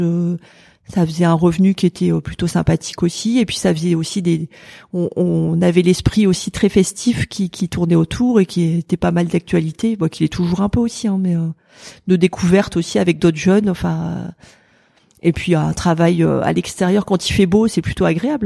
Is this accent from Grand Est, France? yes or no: no; Pas-de-Calais, Hauts-de-France, France; moved away as an adult; also born or lived in Lille / Montpellier; now in Burgundy, France; je suis originaire du Pas-de-Calais